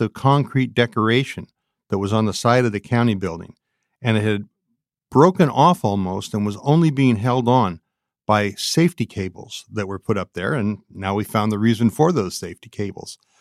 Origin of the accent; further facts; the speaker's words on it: San Francisco, California, United States; I grew up in San Francisco